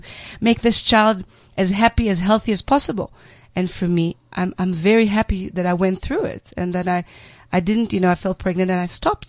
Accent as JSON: {"language": "English", "country": "Israel", "tie": "born or raised there", "said": "I was raised in Israel"}